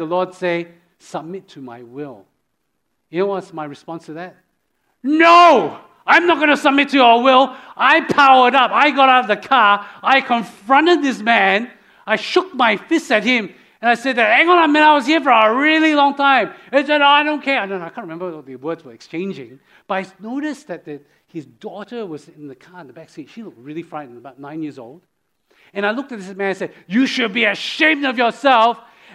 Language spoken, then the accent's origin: English; Australia; moved away; I'm from Australia